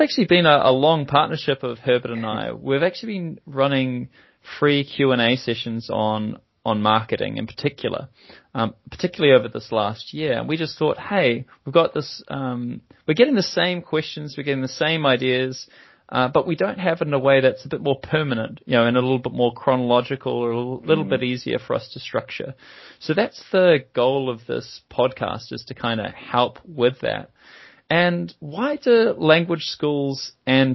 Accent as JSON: {"language": "English", "country": "New Zealand", "accent": "Kiwi", "moved": "yes", "lives_now": "London, United Kingdom", "said": "by my accent, you can tell that I'm also a Kiwi. So I'm a New Zealander based over here"}